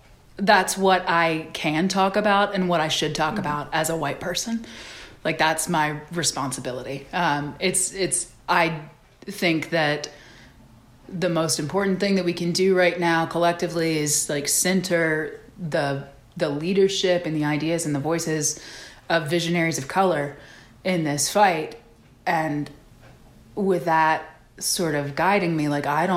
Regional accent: the South, United States; certainly growing up in the South, that's just like a foundational bedrock belief of mine.

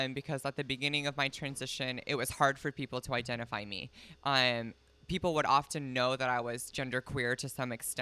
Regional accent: Idaho, United States; I was born in Idaho.

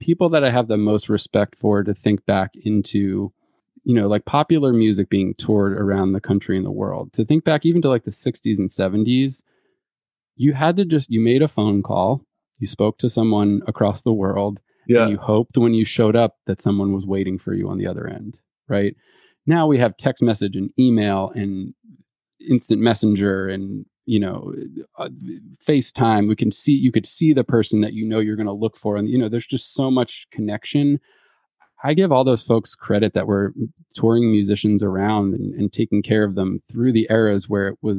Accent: United States; as an American

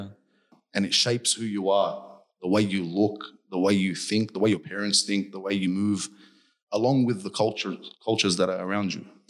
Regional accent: Hurstville, New South Wales, Australia; I grew up in Hurstville, on top of a convenience store.

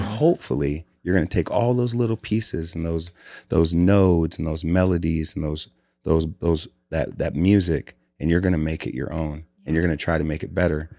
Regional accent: Des Moines, Iowa, United States; born and raised in Des Moines, Iowa.

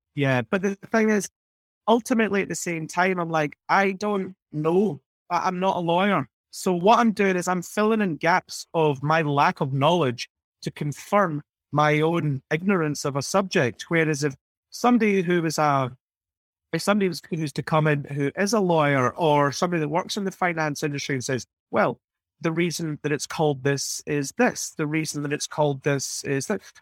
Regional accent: United Kingdom; moved away; I grew up in Margaret Thatcher's Britain

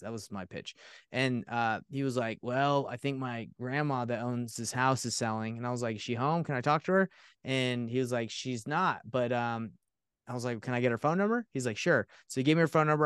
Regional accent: Atlanta, Georgia, United States; now in Utah, United States; I grew up in Atlanta, Georgia

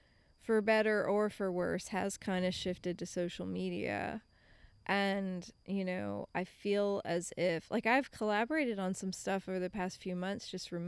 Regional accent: Apopka, Florida, United States; also born or lived in Lakeland, Florida; I was a kid from Apopka

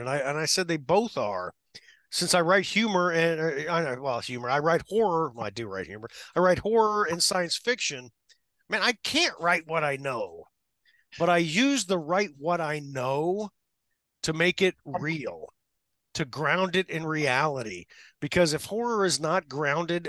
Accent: Orrick, Missouri, United States; I grew up in the Midwest. I still live in the Midwest. I say ope

